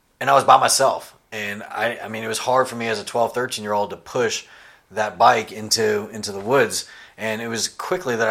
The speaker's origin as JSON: {"language": "English", "town": "Tampa", "region": "Florida", "country": "United States", "tie": "born or raised there", "also_born_or_lived": "Virginia", "moved": "as an adult", "lives_now": "Greenville, United States", "said": "Tampa, Florida. That's where I was raised and grown up, on a dirt road in a single-wide trailer"}